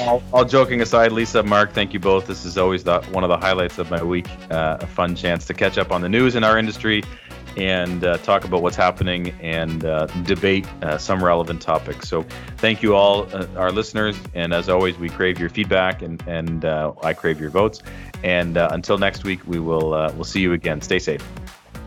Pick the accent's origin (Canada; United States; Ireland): Canada; I'm proud Canadian